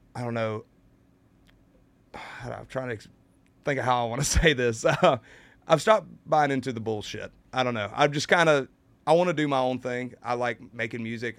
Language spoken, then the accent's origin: English; United States; I'm from Carolina